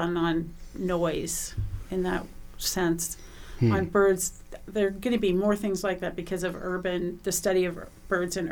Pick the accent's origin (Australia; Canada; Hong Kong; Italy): Canada; now in United States; I'm Canadian